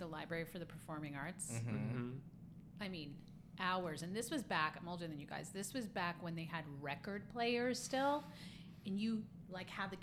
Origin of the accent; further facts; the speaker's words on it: New Jersey, United States; moved away as an adult; also born or lived in Cincinnati; now in New York City, United States; I grew up in New Jersey, so I come to the city to see shows